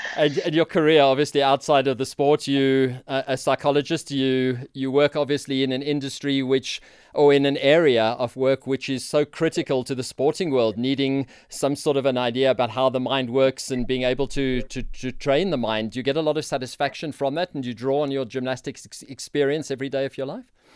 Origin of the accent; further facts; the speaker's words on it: South Africa; as a South African in that arena